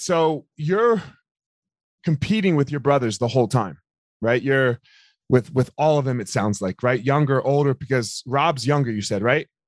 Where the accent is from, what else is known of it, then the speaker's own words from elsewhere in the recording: Philadelphia, Pennsylvania, United States; I grew up in Philadelphia, so we're right outside of Philadelphia